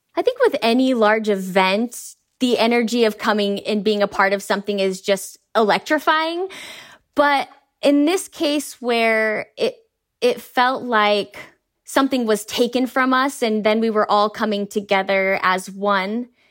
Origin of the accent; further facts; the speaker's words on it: Idaho, United States; we're three women from Idaho